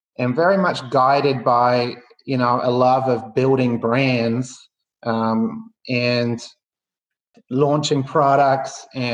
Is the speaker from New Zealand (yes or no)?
yes; New Zealand; moved away; I you can probably tell by the accent, or I think it's softening, but I grew up in New Zealand, and you know, at a somewhat early age, realized that in a country of what was then 4 million people, you know, the opportunities were a little limited